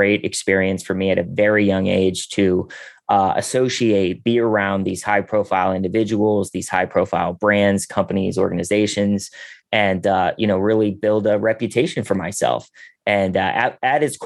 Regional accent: Pittsburgh, Pennsylvania, United States; I'm originally from Pittsburgh

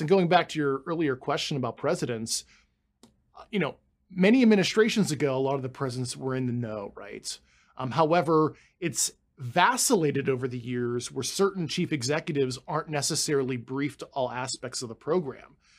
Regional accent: Pittsburgh, Pennsylvania, United States; moved away as an adult; I spent my entire life growing up in Pittsburgh, Pennsylvania

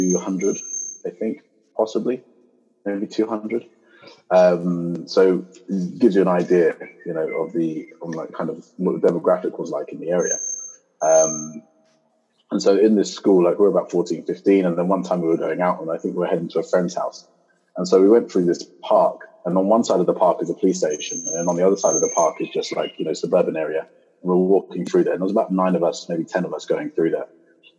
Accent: Luton, East of England, United Kingdom; And this actually occurred in kind of like my hometown in the UK. So I'm actually from Luton, but I'm from this little town next to Luton, so north of London.

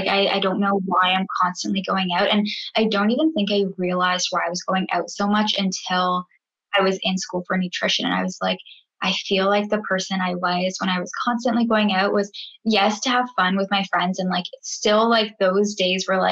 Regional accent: Guelph, Ontario, Canada; moved away as an adult; now in Vancouver, Canada; I am originally from Guelph, Ontario, but I just moved to Vancouver, BC

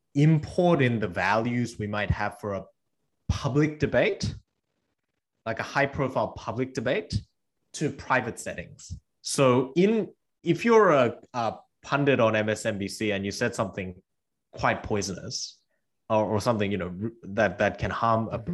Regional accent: Australia; English is a second language; also born or lived in South Korea; now in Cambridge, United States; I moved from South Korea to Australia when I was eight with my parents, and I didn't speak English

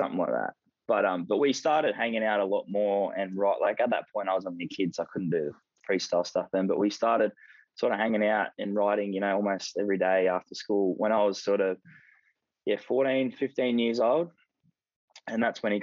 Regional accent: Sydney, New South Wales, Australia; I grew up in Sydney, just in the Sutherland Shire, just around the Cronulla area.

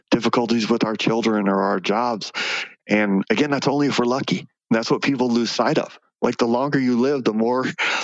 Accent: Phoenix, Arizona, United States; I was born and raised in Phoenix

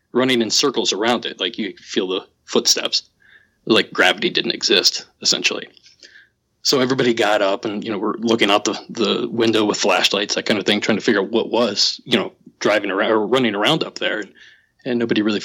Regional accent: Southeast Ohio, United States; I grew up in Southeast Ohio

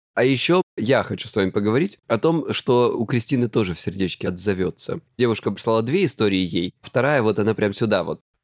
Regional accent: Krasnodar Krai, Russia; я с Кубани

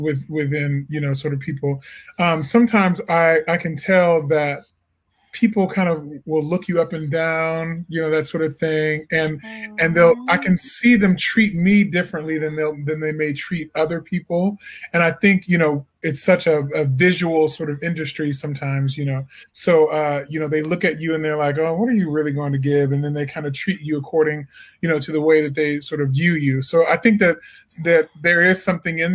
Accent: Peoria, Illinois, United States; moved away as an adult; also born or lived in Edwardsville, Illinois; now in Washington, D.C., United States; I'm originally from Peoria, Illinois

